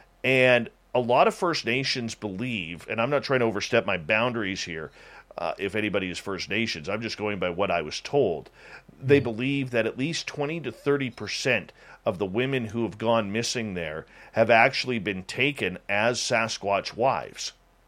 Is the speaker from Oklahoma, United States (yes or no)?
yes; Oklahoma, United States; I'm going Bigfooting next weekend where I grew up at in Northeast Oklahoma with some amateurs.